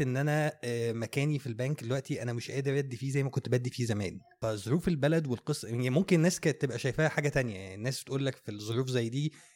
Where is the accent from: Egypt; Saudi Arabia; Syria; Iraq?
Egypt; احنا عندنا في مصر هنا